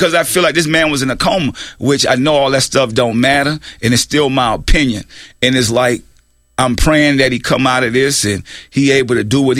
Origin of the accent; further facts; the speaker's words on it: New Orleans, Louisiana, United States; moved away; also born or lived in Richmond, California; I'm from New Orleans, so I know.